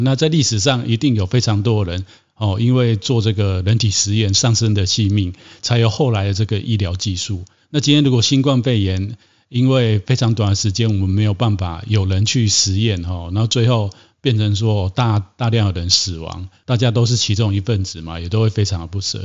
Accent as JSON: {"language": "Chinese", "country": "Taiwan", "said": "我们台湾人民"}